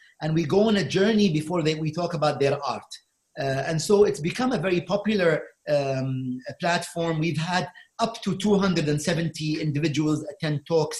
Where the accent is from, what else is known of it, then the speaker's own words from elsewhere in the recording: Sharjah, United Arab Emirates; Sharjah, which is my hometown. It's the third largest city in the UAE, population 1.7 million. It's smaller than Dubai, but it's quite a fascinating city.